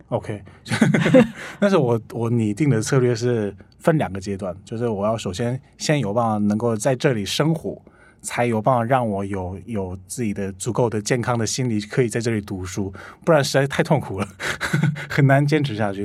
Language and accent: Chinese; Ulsan, South Korea; Chinese is a second language; moved away as an adult; now in Taiwan; 我家乡在韩国蔚山